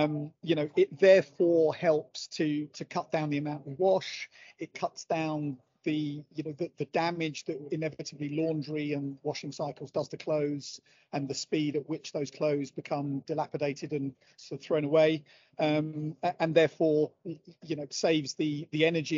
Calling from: Manchester, North West England, United Kingdom; I'm dialing in from the Manchester Central Exhibition Centre, where I'm attending a trade function. So it's very glamorous this Thursday morning here in Manchester.

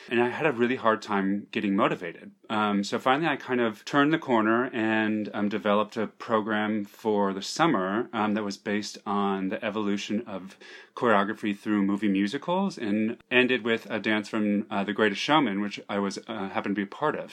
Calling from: New York, United States; I'm calling from Manhattan, from New York, New York.

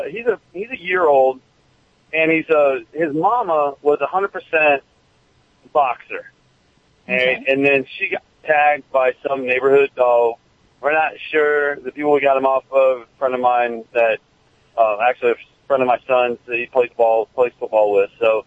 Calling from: Weeki Wachee, Florida, United States; I'm calling from Wikiwaki, Florida.

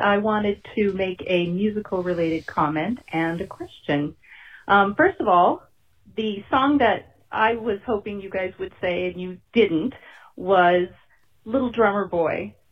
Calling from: Riverside, California, United States; I'm calling from Riverside, California

